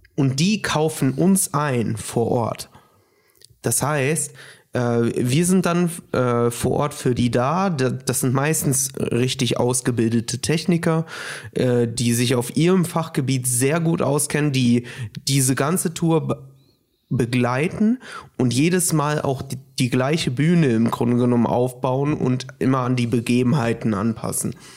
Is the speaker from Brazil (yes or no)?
yes; Brazil; moved away; ich bin gebürtiger Brasilianer